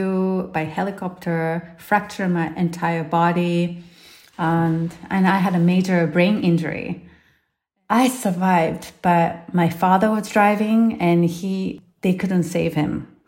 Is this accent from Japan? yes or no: yes; Japan; moved away; I'm from Japan originally